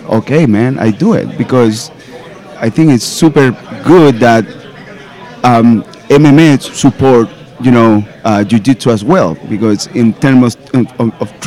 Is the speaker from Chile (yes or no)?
yes; Chile; now in Rochester, United States; I'm from Chile, South America. And I train in Rochester with Synthesis, BJJ